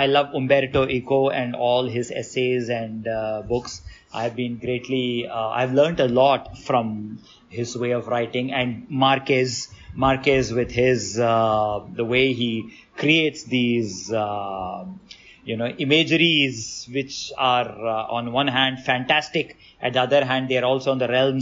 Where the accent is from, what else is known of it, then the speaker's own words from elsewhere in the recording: Delhi, India; first language Hindi; English is a second language; moved away as an adult; now in Chennai, India; I was born and brought up in Delhi